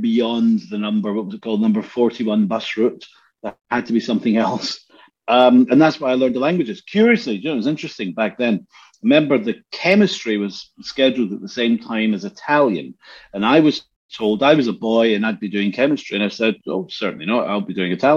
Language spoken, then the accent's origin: English; Glasgow, Scotland, United Kingdom; moved away; also born or lived in Helsinki; We grew up in Easterhouse in the 70s